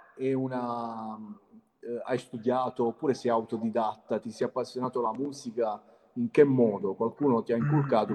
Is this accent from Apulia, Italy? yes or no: yes; Altamura, Apulia, Italy; io sono di Altamura